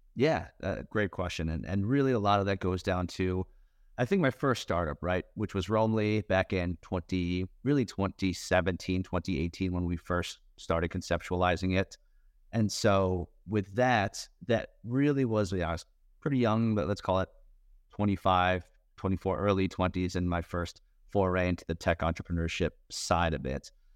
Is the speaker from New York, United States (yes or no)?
yes; Westchester, New York, United States; grew up in Westchester, just north